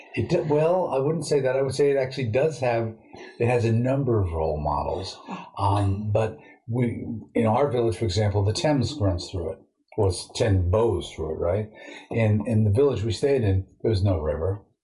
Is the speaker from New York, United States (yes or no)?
yes; New York City, New York, United States; I grew up near Sheepshead Bay in Brooklyn, where you have all these fishing boats